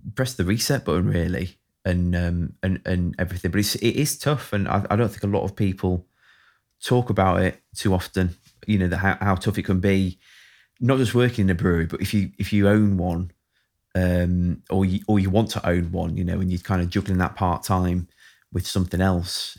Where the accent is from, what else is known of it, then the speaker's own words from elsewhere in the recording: Sheffield, Yorkshire and the Humber, United Kingdom; also born or lived in Barnsley; I'm from Sheffield